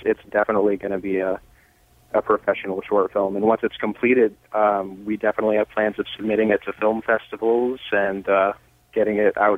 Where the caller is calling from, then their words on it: Seattle, Washington, United States; Seattle, Washington.